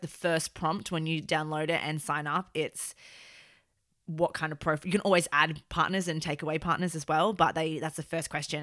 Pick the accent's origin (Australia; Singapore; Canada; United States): Australia; now in United Kingdom; I feel like I'm extremely Australian and it's very obvious that I'm Australian in day-to-day life in this country